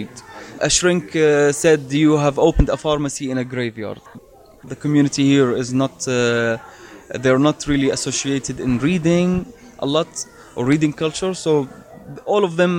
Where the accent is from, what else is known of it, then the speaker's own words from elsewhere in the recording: Madaba, Madaba Governorate, Jordan; my hometown, Madaba